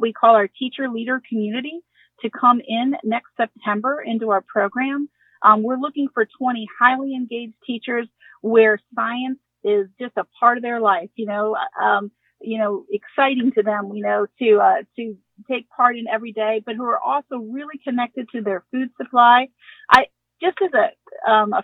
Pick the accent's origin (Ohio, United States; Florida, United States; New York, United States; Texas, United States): Ohio, United States; I'm from Ohio